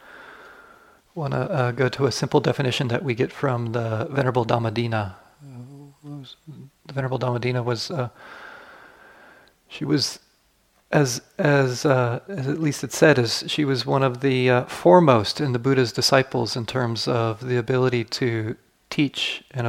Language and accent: English; United States; I grew up in the United States.